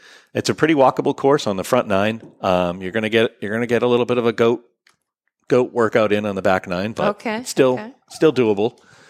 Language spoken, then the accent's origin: English; Australia; Unless we're Australian, we say H, right?